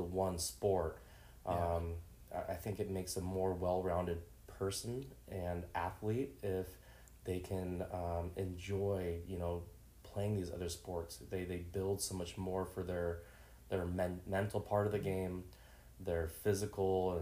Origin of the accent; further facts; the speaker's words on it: Washington, United States; also born or lived in Seattle / Vancouver, Washington; growing up in Washington State